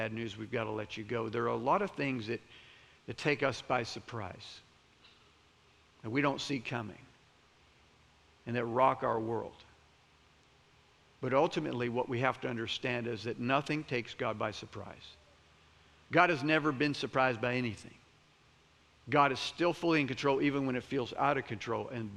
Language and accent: English; Florida, United States; I'm from Florida.